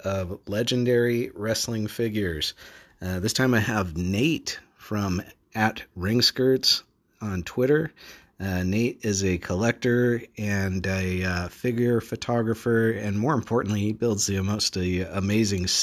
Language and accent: English; an hour and 20 minutes from Sacramento, California, United States; it was like an hour and 20 minutes from where I grew up